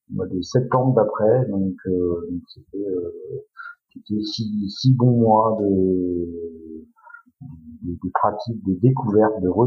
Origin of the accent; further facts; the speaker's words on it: Saint-Cyr-en-Val, Centre-Val de Loire, France; moved away as an adult; also born or lived in Beaugency; now in Angers, France; je suis à l'origine, je, suis, originaire d'Orléans, de Saint-Cyr-en-Val, très exactement, j'ai 40 ans, j'ai deux enfants, je suis marié, on a déménagé il y a à peu près maintenant presque deux mois, à côté d'Angers